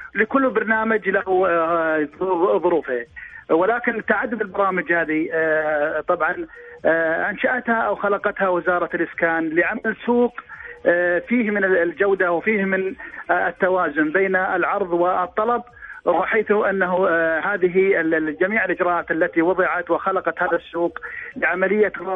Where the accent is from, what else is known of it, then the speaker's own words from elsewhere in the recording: Saudi Arabia; نحن كمواطنين سعوديين